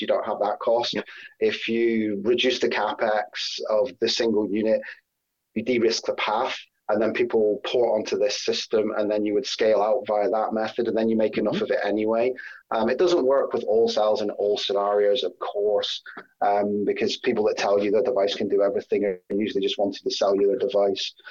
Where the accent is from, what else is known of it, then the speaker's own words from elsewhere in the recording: Scotland, United Kingdom; now in Sheffield, United Kingdom; I'm Scottish originally